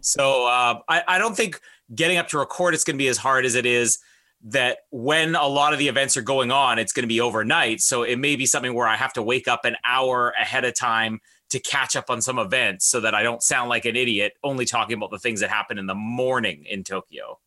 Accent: Canada

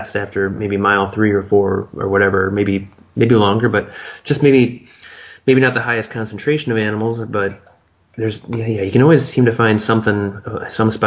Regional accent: Michigan, United States; me growing up in Michigan

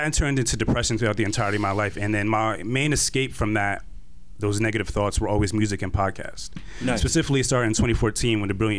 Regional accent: Irvington, New Jersey, United States; also born or lived in Brooklyn, New York; I was born in Brooklyn. But I was raised in Irvington, New Jersey, and I live in Somerset, New Jersey right now currently.

